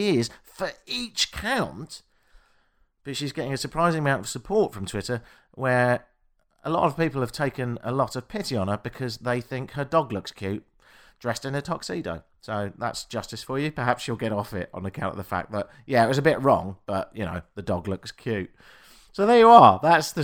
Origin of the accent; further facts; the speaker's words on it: United Kingdom; now in Canada; I'm British